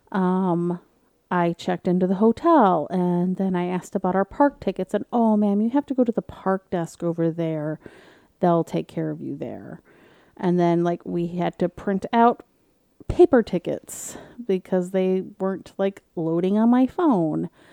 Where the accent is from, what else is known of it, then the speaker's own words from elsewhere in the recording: Michigan, United States; I'm from Michigan